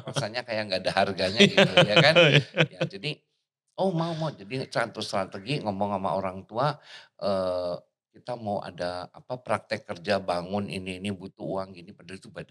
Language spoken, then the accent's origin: Indonesian; Bandung, West Java, Indonesia; Jadi waktu kecil saya asli orang Bandung, hmm. jadi bukan orang Jakarta, orang Bandung.